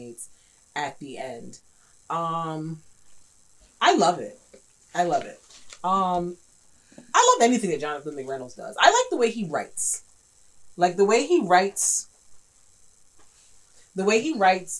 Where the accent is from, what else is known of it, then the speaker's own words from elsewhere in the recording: New York, United States; I'm a New Yorker